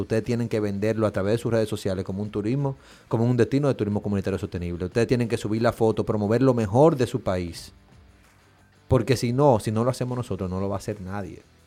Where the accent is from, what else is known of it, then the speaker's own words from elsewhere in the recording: Dominican Republic; nosotros como dominicanos